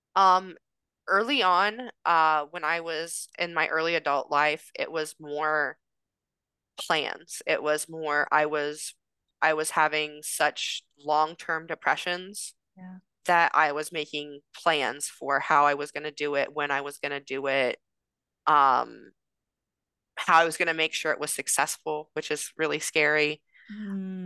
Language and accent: English; Indiana, United States; moved away as an adult; now in California, United States; I'm from Indiana.